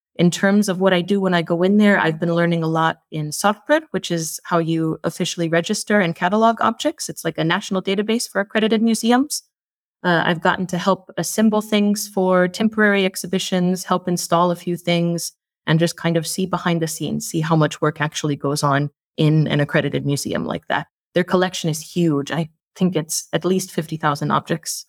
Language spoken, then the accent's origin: English; United States; moved away as an adult; now in Iceland; I'm an American living in Iceland